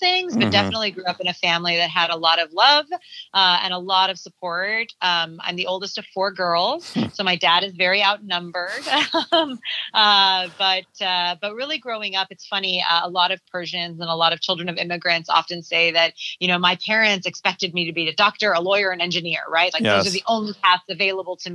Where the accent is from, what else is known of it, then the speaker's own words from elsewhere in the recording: Southern California, United States; I'm born and raised in Southern California, and I am the firstborn child of immigrants